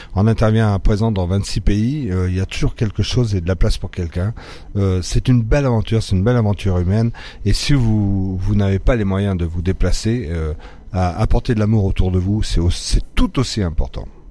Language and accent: French; France; born or raised there; also born or lived in Morocco